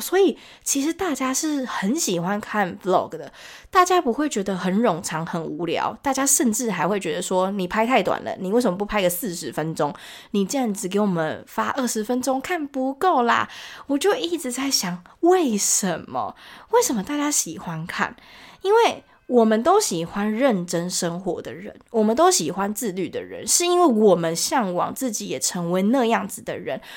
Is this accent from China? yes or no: no; Taiwan; 我们台湾人